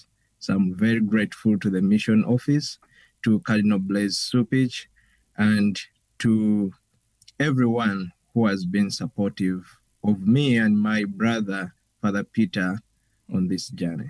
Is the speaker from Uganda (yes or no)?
yes; Uganda; moved away as an adult; now in Chicago, United States; I am from the Diocese of Kiyinda Mityana in Uganda. I have been ordained a priest for now a year. I made a year on May 1st. I came here to the United States